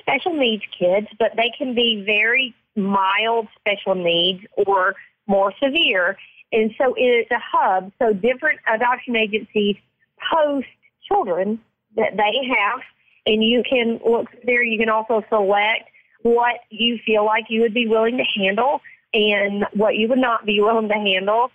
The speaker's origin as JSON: {"language": "English", "region": "Mississippi", "country": "United States", "said": "I'm from Mississippi"}